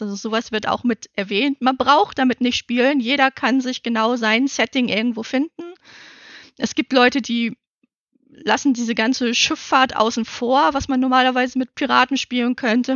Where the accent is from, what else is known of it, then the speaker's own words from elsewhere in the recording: Northern Germany, Germany; Ich als Norddeutsche